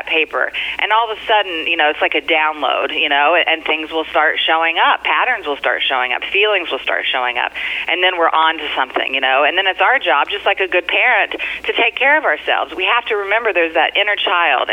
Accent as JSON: {"language": "English", "region": "Kentucky", "country": "United States", "also_born_or_lived": "California", "moved": "yes", "lives_now": "New York, United States", "said": "I'm originally from Kentucky, and I came here via California, so I've been all over the country."}